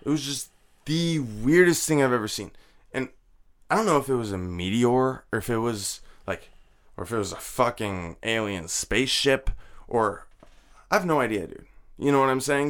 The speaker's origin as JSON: {"language": "English", "region": "New Jersey", "country": "United States", "tie": "born or raised there", "also_born_or_lived": "Laramie, Wyoming / Florida / Washington", "moved": "as an adult", "said": "I graduated high school in Jersey."}